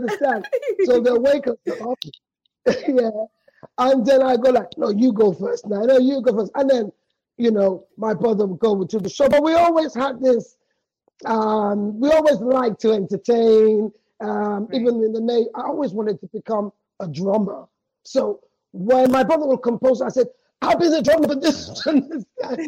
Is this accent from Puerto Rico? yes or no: no; Sierra Leone; also born or lived in London; went back to Sierra Leone when we were three